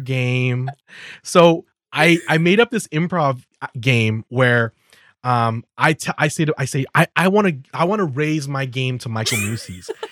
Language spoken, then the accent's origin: English; Calgary, Alberta, Canada; I was brought up in Calgary